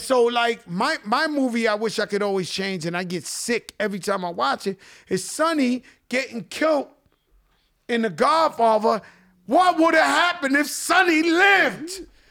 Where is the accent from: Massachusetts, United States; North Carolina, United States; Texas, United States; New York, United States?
New York, United States; New York City; I was so blessed growing up in the Bronx